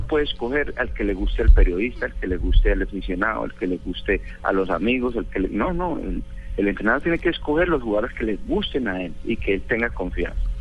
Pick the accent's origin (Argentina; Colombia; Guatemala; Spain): Colombia; como colombiano